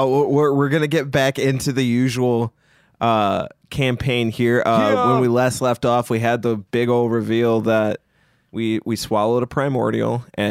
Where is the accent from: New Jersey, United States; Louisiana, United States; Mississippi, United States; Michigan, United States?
Michigan, United States; I'm from Michigan, and here I say I'm not good at rapping.